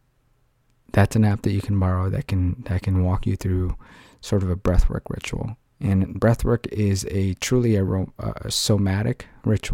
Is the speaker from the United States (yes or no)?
no; Philippines; moved away; I grew up in the Philippines